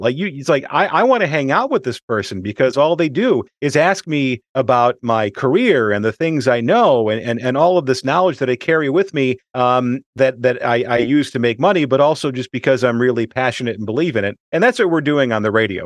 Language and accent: English; Chicago, Illinois, United States; moved away as an adult; also born or lived in Milwaukee; back to my hometown